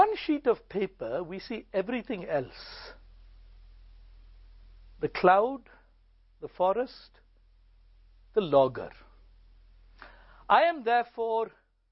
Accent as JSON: {"language": "English", "country": "India", "said": "I am an Indian hyphenated Christian"}